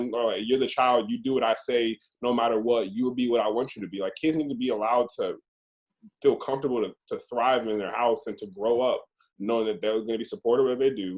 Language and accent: English; Roswell, Georgia, United States; we're from Roswell